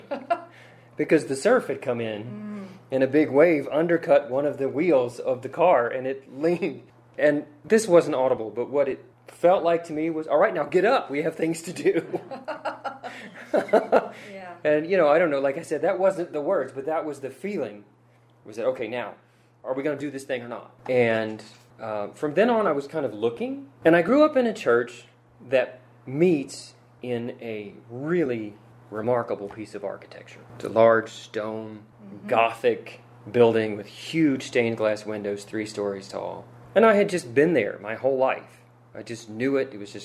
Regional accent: Harrisonburg, Virginia, United States; also born or lived in Blacksburg / Philadelphia; I grew up in Harrisonburg, local family, actually seventh generation to live in Harrisonburg

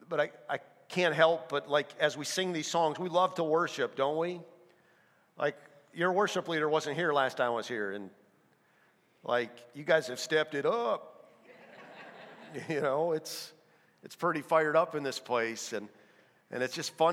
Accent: North Dakota, United States; I'm from North Dakota

